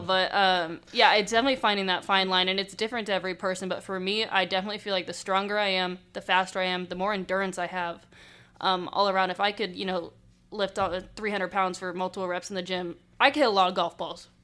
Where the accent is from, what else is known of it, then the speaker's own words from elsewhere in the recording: Southern California, United States; I grew up in Southern California